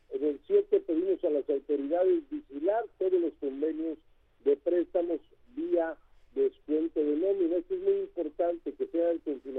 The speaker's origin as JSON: {"language": "Spanish", "country": "Mexico", "said": "todos somos mexicanos"}